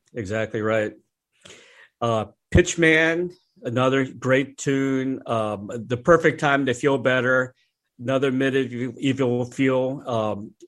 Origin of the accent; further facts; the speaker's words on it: Tampa, Florida, United States; I'm from the Tampa Bay area